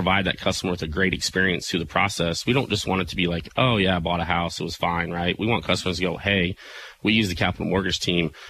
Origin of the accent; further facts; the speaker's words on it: Murphysboro, Illinois, United States; moved away; I now have an office in Murfreesboro, Illinois, really? My hometown